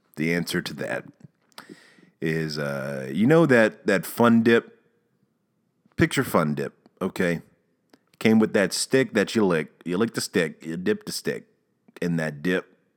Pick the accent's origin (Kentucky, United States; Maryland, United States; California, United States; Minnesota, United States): Maryland, United States; accent: Maryland; moved away; I've also been going home to Maryland.